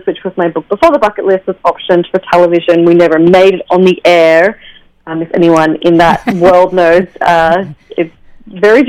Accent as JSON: {"language": "English", "country": "Australia", "moved": "yes", "lives_now": "New York City, United States", "said": "I'm Australian. I'm from Australia, but I live in New York City now."}